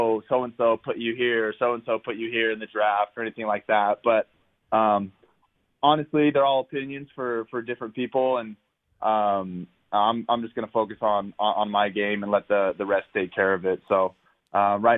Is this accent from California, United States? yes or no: yes; Southern California, United States; growing up in Southern California